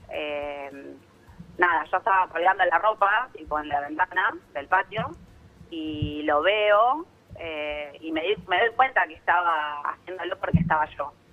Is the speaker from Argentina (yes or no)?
yes; Ramos Mejía, Buenos Aires Province, Argentina; De Ramos Mejía.